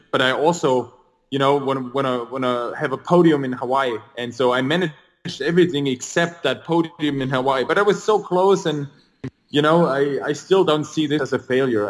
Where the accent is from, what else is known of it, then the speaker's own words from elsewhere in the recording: near Stuttgart, Baden-Württemberg, Germany; also born or lived in Luxembourg; I was born in Germany near the area of Stuttgart